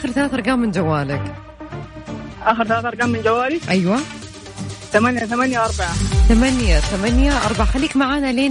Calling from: Mecca, Makkah Province, Saudi Arabia; أنا من مكة

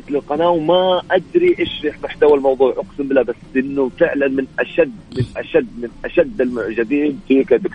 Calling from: Yanbu, Medina Province, Saudi Arabia; ينبع البحر

